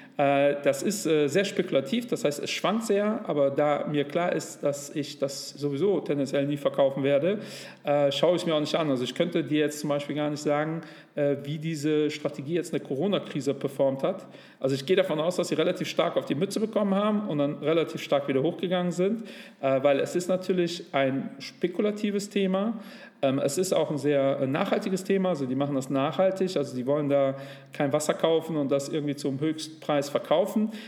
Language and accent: German; Cologne, North Rhine-Westphalia, Germany; Leider bin ich aber in der Kölner Südstadt äh, groß geworden